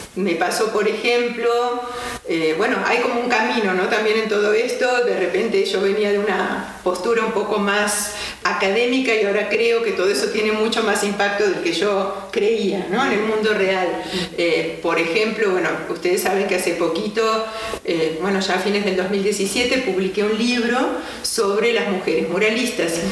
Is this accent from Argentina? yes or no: yes; Argentina; moved away as an adult; en Argentina, que es de donde soy originaria